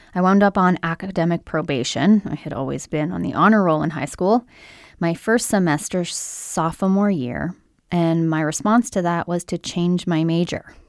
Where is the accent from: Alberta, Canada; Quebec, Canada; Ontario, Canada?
Ontario, Canada; Brampton; where I'm from, which is Brampton, Ontario, Canada, just outside of Toronto, Ontario, Canada